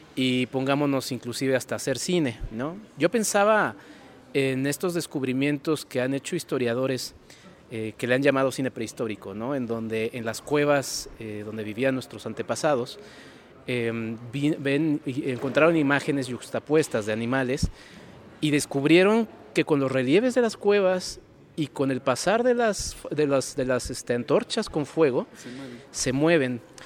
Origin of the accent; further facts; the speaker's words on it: Mexico City, Mexico; Ciudad de México, de donde vengo